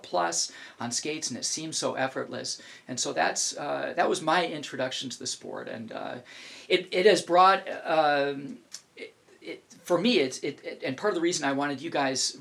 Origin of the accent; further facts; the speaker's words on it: New Hampshire, United States; now in Alaska, United States; I grew up in New Hampshire, which was just a few hours away from Lake Placid